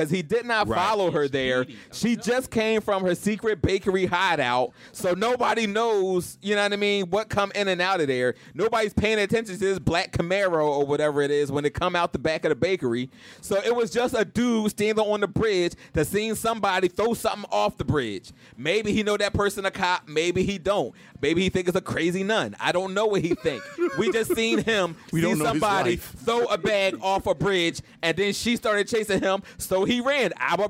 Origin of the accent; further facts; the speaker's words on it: Tulsa, Oklahoma, United States; I'm from South Tulsa.